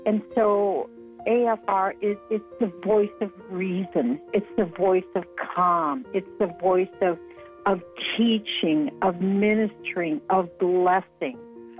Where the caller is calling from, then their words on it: Minnesota, United States; I'm calling from Minnesota.